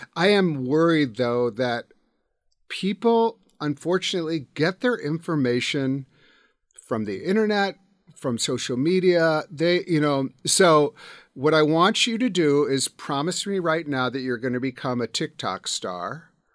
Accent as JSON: {"language": "English", "country": "United States", "said": "as an American"}